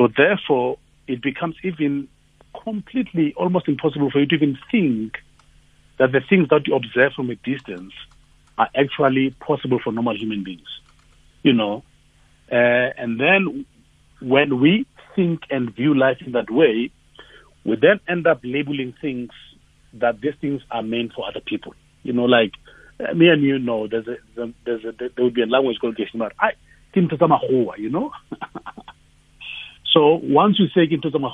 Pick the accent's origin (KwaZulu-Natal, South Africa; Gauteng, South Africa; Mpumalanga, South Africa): Gauteng, South Africa; Tembisa; I was born in Tembisa